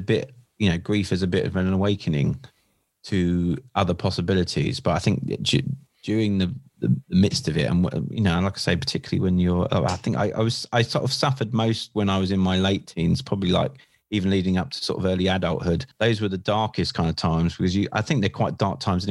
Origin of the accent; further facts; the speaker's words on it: Seaford, South East England, United Kingdom; I'm born and bred in East Sussex. I live in a little town called Seaford